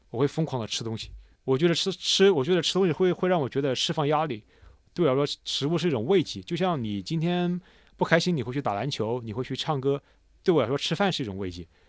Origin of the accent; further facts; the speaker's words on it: China; moved away as an adult; also born or lived in Italy; now in Australia; 我是个中国人，我在意大利学声乐，我现在在澳洲教，教声乐